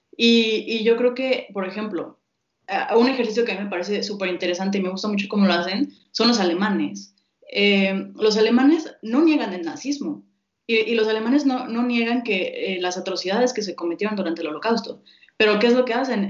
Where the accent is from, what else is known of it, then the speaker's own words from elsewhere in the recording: Mexico; como mexicanos